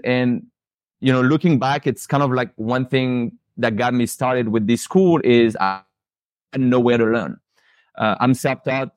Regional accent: Paris, Île-de-France, France; moved away as an adult; now in Pensacola, United States; born and raised in Paris, lived, you know, in France until I was about twenty

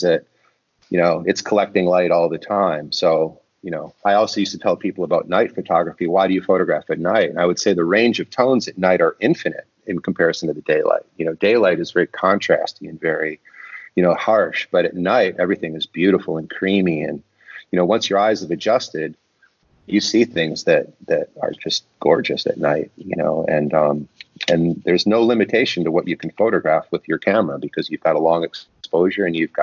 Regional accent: Detroit, Michigan, United States; I grew up in Detroit and I lived very near the Rouge auto plant

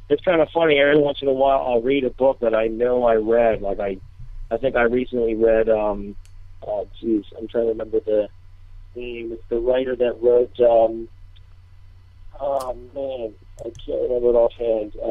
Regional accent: Collingswood, New Jersey, United States; also born or lived in Cape May; I, I kind of grew up in um, around the Collingswood area for some of it, um, and then um, and then Cape May down the shore

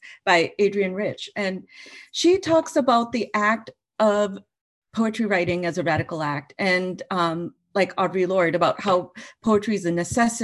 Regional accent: Minnesota, United States; also born or lived in United Kingdom / India; me growing up in the Midwest, in Minnesota

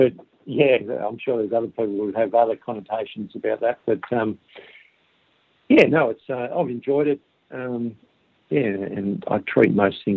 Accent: Cronulla, New South Wales, Australia; also born or lived in Hunter Valley; now in Warrnambool, Australia; I grew up in the Shire, so I had access to Cronulla Beach

